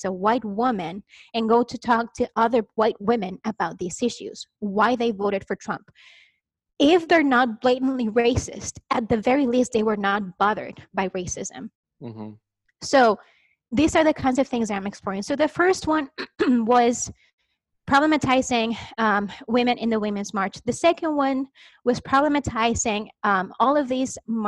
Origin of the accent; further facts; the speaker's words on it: Chihuahua, Mexico; English is a second language; moved away as an adult; now in United States; I am Mexican, but like not Mexican American, like born and raised in Mexico